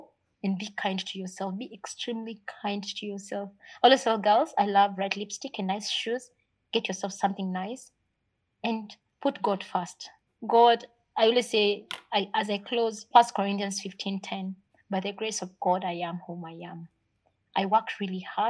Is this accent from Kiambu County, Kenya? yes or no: no; Nakuru, Nakuru County, Kenya; also born or lived in Mathare, Nairobi / Pangani, Nairobi; I was born in Mathare. Mm-hmm. I grew up in Nakuru